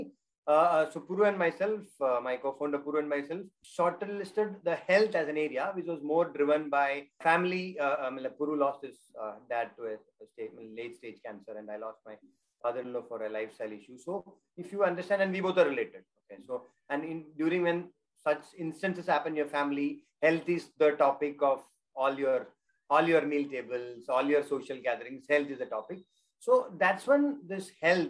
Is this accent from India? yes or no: yes; South India, India; being South Indian